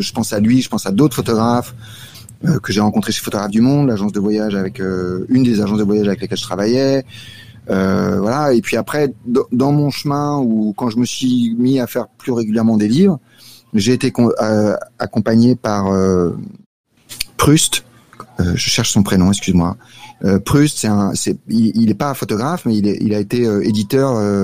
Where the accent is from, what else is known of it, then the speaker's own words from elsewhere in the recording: Paris, Île-de-France, France; moved away as an adult; now in Salvador, Brazil; je suis attaché à Paris